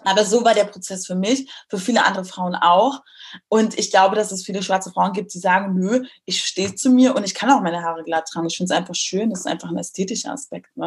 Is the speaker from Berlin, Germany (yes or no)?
yes; Berlin, Germany; moved away as an adult; also born or lived in Munich; musste dann als Berlinerin nach München ziehen